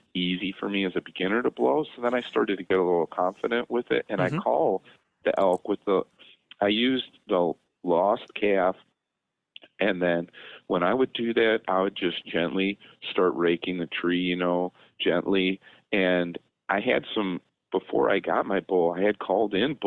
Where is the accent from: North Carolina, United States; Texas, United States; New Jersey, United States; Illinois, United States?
Illinois, United States; I'm a veterinarian from Illinois